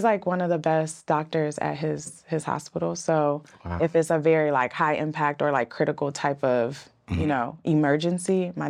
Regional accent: Florida, United States; also born or lived in New York; Yeah, because I grew up with my stepfather and my mother in South Florida, but I was born in New York.

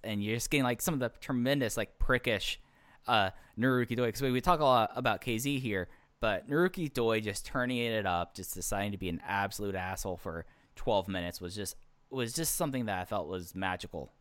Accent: Dallas, Texas, United States; I grew up in Dallas, Fort Worth during the Dirk days

